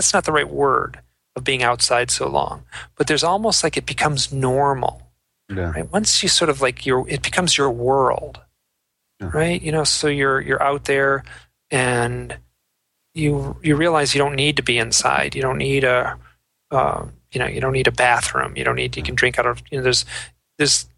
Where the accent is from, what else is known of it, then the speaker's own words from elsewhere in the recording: Michigan, United States; moved away as an adult; also born or lived in New York City; I grew up in Michigan